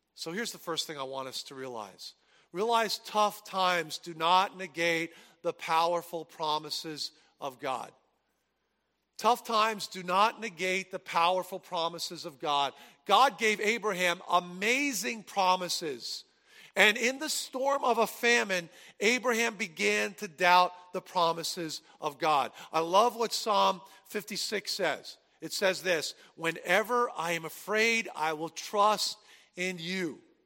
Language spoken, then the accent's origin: English; New Jersey, United States; I grew up in New Jersey